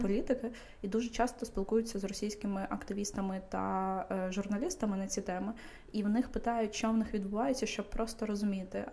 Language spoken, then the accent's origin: Ukrainian; Kyiv, Ukraine; я дитина, яка виросла в Києві